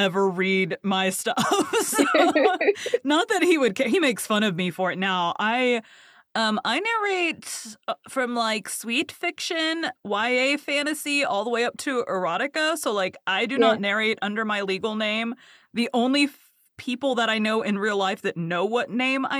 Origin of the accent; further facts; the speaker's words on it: the South, Texas, United States; I'm from the South. I'm in Texas